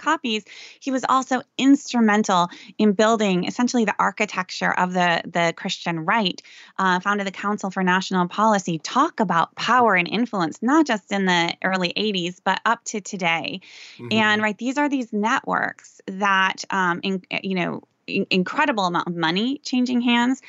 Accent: Sioux Center, Iowa, United States; I grew up in a very ethnic subculture in Northwest Iowa, Dutch Reformed

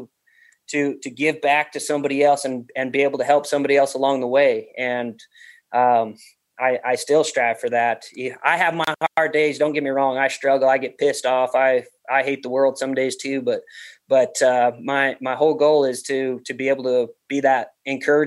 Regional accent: Wyoming, United States; moved away as an adult; now in Montana, United States; I moved to Montana 5 or 6 years ago, I guess. I'm originally from Wyoming

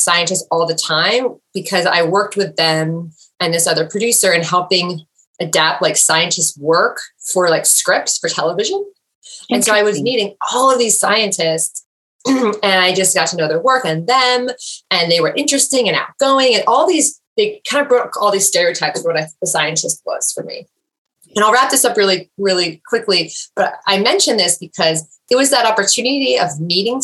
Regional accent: New Jersey, United States; I grew up in New Jersey, and I grew up mostly on the Jersey Shore

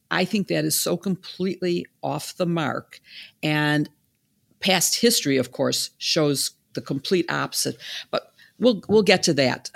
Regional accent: Chicago, Illinois, United States; in Chicago, my hometown

